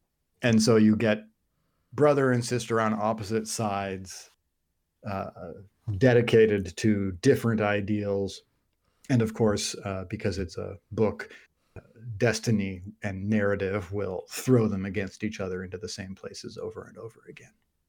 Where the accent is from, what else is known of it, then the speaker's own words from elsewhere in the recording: United Kingdom; if it's Goya, because we're British.